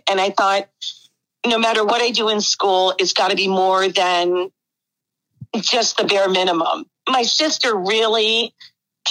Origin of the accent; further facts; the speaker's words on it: Whitehall, Pennsylvania, United States; moved away; I grew up, it's about an hour from Philadelphia, the Allentown area, actually Whitehall